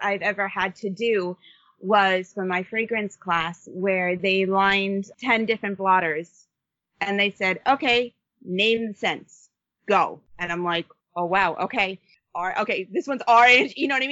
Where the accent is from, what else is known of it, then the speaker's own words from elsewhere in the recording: Long Island, New York, United States; I grew up on Long Island, New York